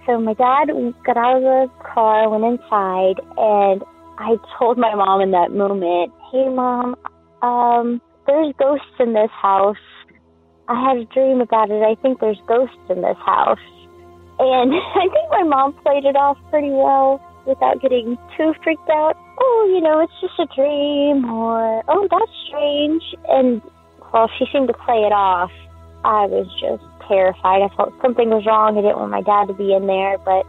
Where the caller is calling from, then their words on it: Gulf Coast, United States; I'm calling from the Gulf Coast to tell a story about a dream premonition I had when I was little.